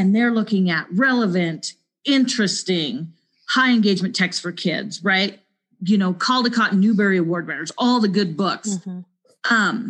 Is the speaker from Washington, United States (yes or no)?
no; Montana, United States; also born or lived in Cheyenne, Wyoming; now in Wyoming, United States; I was born and raised in Montana.